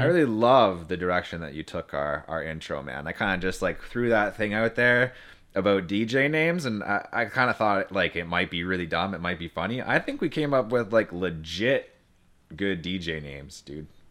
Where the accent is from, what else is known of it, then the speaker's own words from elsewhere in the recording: Timmins, Ontario, Canada; I come from the Great White North. I was, uh, raised in Timmins